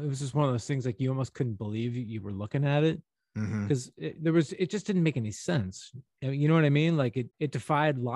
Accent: St. Louis, Missouri, United States; I'm a Midwest boy. I'm from St. Louis

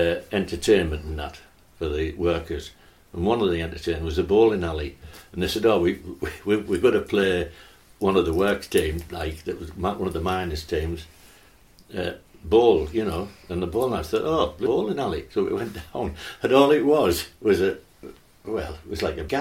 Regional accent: North East England, United Kingdom; North East lads

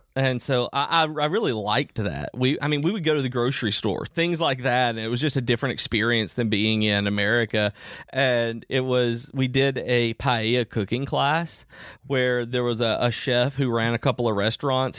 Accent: United States; I grew up in Amish country

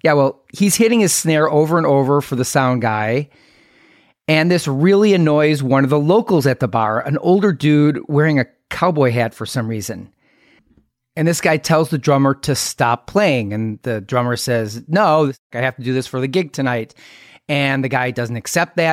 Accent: Milwaukee, Wisconsin, United States; born or raised there; moved away as an adult

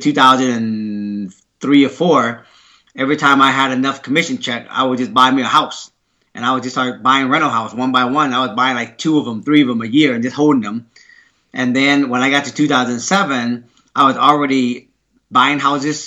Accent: Seattle, Washington, United States; English is a second language; also born or lived in Vietnam / Sumner, Washington; we just grew up in the area called Rainier Valley in Seattle, Washington

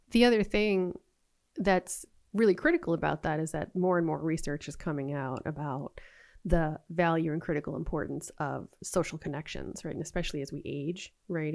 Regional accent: Boston, Massachusetts, United States; moved away; I'm originally from Boston

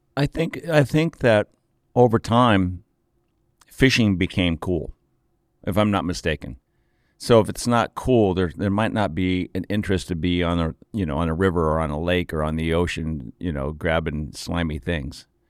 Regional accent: Aspen, Colorado, United States; Growing up in Aspen

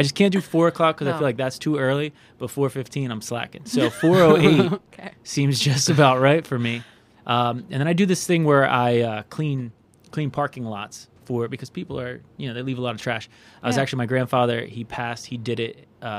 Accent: New Jersey, United States; I hail from South Jersey.

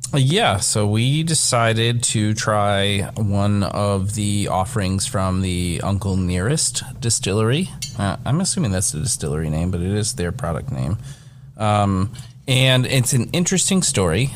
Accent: Kentucky, United States; I am from Kentucky

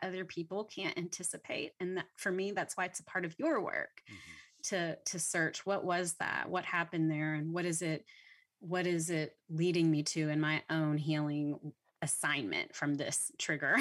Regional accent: Louisiana, United States; now in Texas, United States; I'm from Louisiana, so I didn't even mm. grow up in Texas

